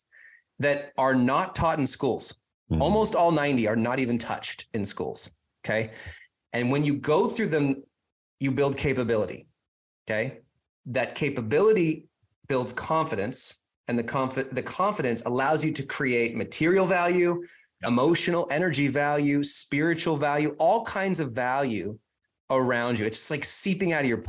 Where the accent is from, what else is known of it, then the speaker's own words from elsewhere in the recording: Whidbey Island, north of Seattle, Washington, United States; now in Phoenix, United States; I grew up about 20 miles from the Canadian border